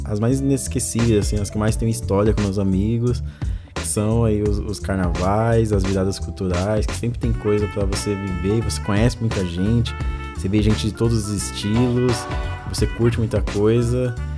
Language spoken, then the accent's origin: Portuguese; São Paulo, Brazil; eu sou cria aqui da Zona Leste